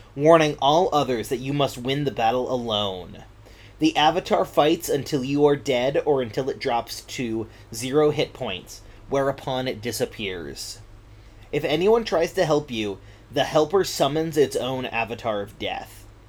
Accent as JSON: {"language": "English", "region": "West Michigan", "country": "United States", "moved": "yes", "lives_now": "Oregon, United States", "said": "I'm originally from West Michigan"}